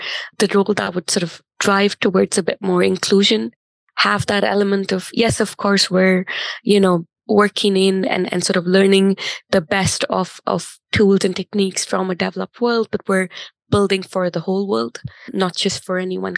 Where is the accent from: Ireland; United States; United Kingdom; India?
India; moved away as an adult; also born or lived in Delhi / Chennai / Bangalore / Singapore; I grew up in India, like you said, but an interesting thing about growing up in India for me was I had two working parents, both in corporate, and they moved quite a bit